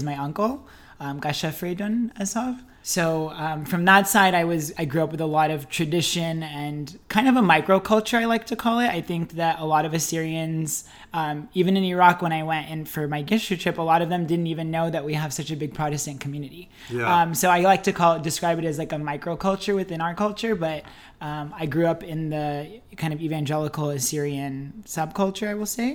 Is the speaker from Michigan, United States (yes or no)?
no; San Jose, California, United States; I was born and raised here in San Jose, California, which for those that don't know is in South Bay out in Silicon Valley.